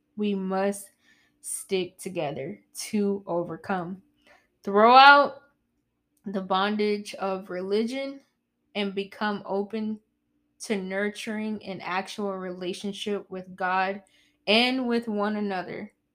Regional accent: South Carolina, United States; I'm from South Carolina.

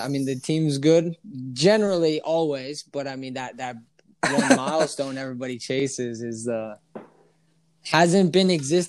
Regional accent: New Jersey, United States; Growing up in Jersey

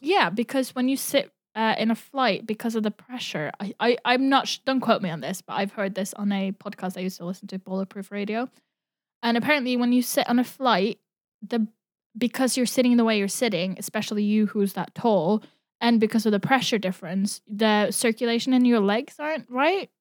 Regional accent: Norway; now in Brighton, United Kingdom; I grew up in Norway

